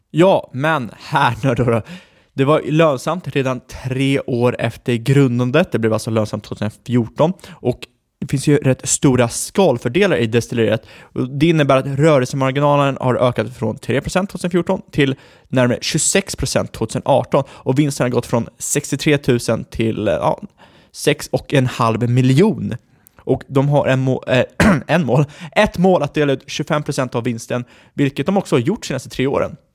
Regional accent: Ekerö, Stockholm County, Sweden; jag är född på Ekerö.

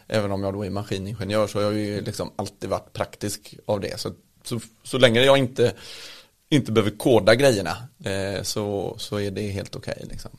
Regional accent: Partille, Västra Götaland, Sweden; jag kommer ju från Partille, eh, en liten bit utanför eh, Göteborg. Och har väl vuxit upp med mamma och pappa

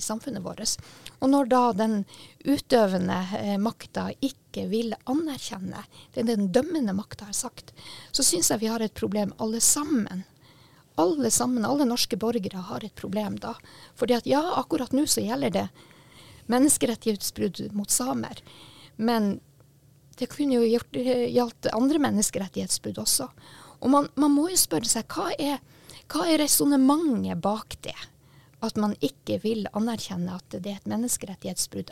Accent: Sami, Sápmi, Norway; men også som en same

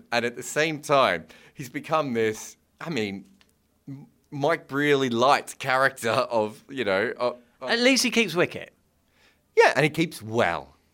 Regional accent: Australia; So, you know, it, it was a privilege to be here as an Australian.

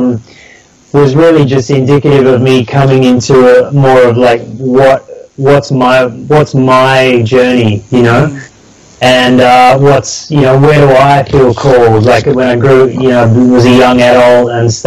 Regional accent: Sydney, New South Wales, Australia; I grew up down in Sydney.

